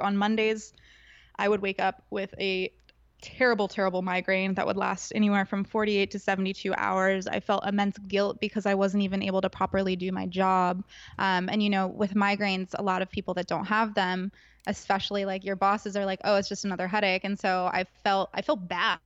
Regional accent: Agoura Hills, California, United States; growing up in Southern California, I went to school in Agora, which is next door neighbors to the Kardashians in Calabasas.

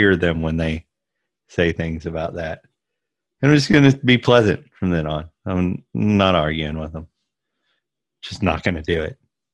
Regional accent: Southeast, United States; I grew up in the Southeast

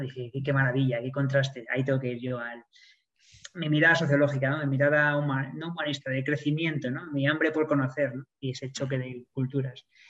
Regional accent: Spain; moved away as an adult; also born or lived in Sydney, Australia; como buen español que soy.

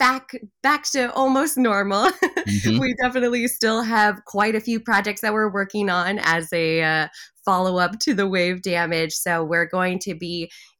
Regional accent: Pacific Northwest, United States; moved away; I have a lot of friends and family up in that area growing up in the Pacific Northwest

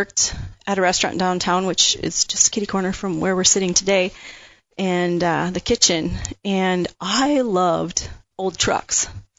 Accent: Twin Cities area, Minnesota, United States; Well, Twin City area, basically, most of my life. Okay. I know, had moved around a lot when I was younger.

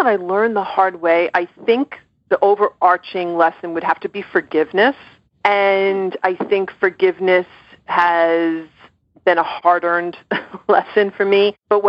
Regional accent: Ireland; I'm Irish, and I can be really, really stubborn.

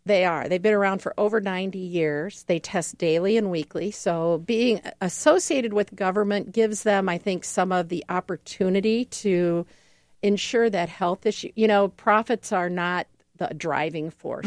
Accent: Ohio, United States; now in Milwaukee, United States; I'm originally from Ohio

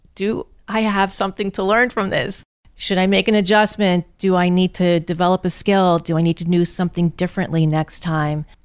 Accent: North Attleboro, Massachusetts, United States; I grew up in North Attleboro in Massachusetts.

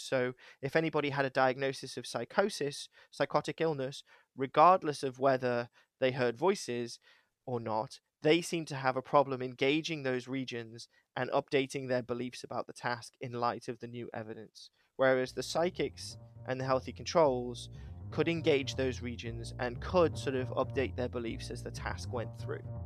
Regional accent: United Kingdom; now in Cheshire, United States; I'm British

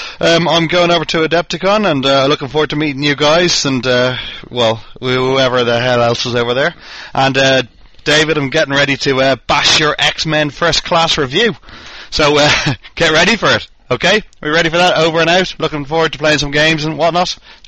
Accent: Ireland; accent: Irish; now in United Kingdom; from the UK. Well, actually, I'm from Ireland, but I live in the UK.

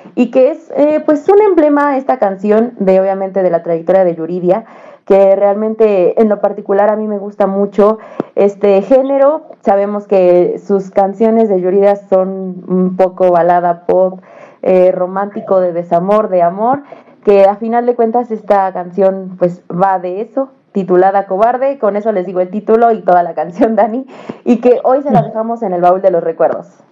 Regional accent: Mexico; siendo mexicanos

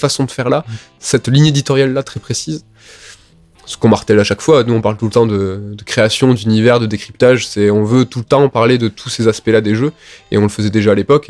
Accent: Toulouse, Occitania, France; nous, on est de Toulouse, on n'est pas de Paris

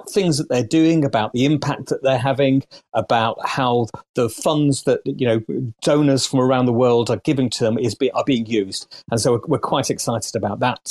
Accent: United Kingdom; As a Brit

